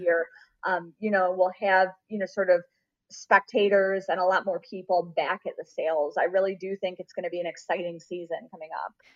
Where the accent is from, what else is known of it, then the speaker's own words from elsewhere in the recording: Rochester, New York, United States; moved away as an adult; also born or lived in Saratoga, New York; now in Kentucky, United States; my hometown of Rochester, New York